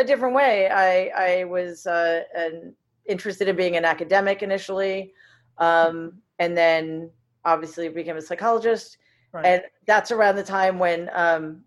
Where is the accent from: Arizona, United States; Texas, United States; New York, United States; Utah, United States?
New York, United States; New York City; also born or lived in Boston; I grew up in Jamaica, Queens, which was like a lower middle class, working class, diverse